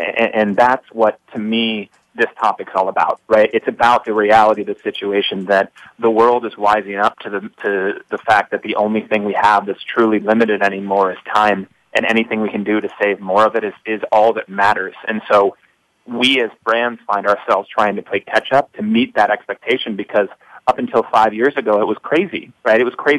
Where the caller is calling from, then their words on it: New York City, New York, United States; I'm calling from New York City